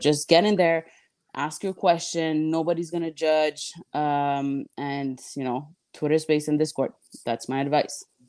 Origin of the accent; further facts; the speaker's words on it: Montreal, Quebec, Canada; also born or lived in Miami / Texas; Montreal, my hometown